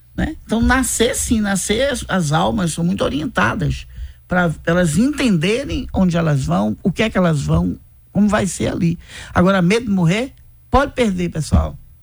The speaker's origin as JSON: {"language": "Portuguese", "region": "Bahia", "country": "Brazil", "said": "eu sou da Bahia"}